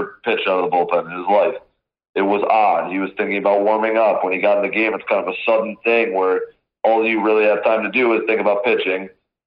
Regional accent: Western Michigan, United States; growing up in Western Michigan, like lakes everywhere

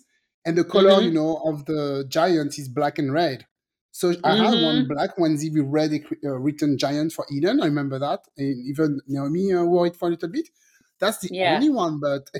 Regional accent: France; moved away; also born or lived in Guadeloupe; I'm originally from the French Caribbean. I grew up in France

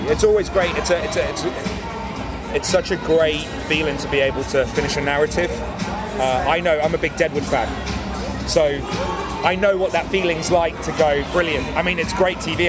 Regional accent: England, United Kingdom; I was born in England and I'm as English as anyone else.

